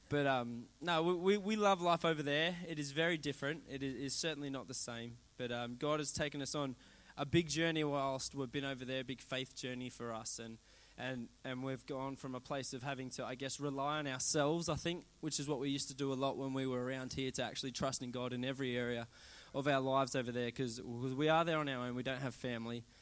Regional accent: Australia; now in England; I'm from England, even though I don't sound like it because I am Australian.

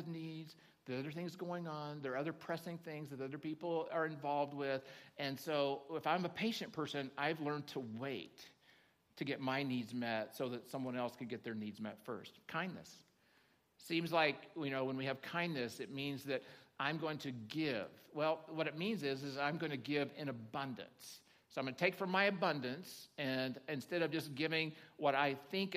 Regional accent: Oklahoma, United States; now in Nevada County, United States; I grew up in Oklahoma

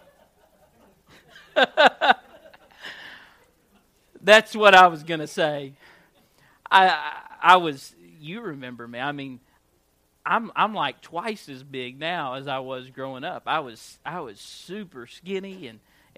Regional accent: Gurdon, Arkansas, United States; I grew up in Gurdon.

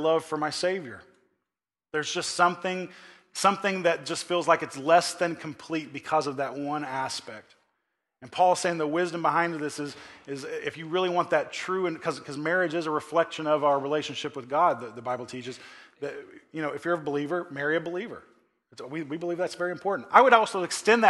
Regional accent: Oklahoma, United States; moved away; I grew up back in Oklahoma and all my family is out there

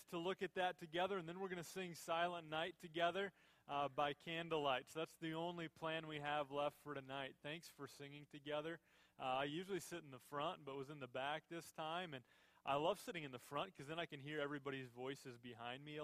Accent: Minnesota, United States; I was born and raised in Minnesota.

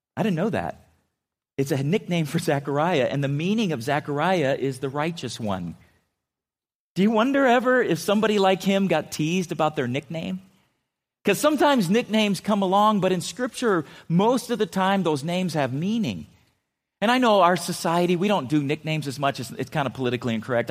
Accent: California, United States; I grew up in California

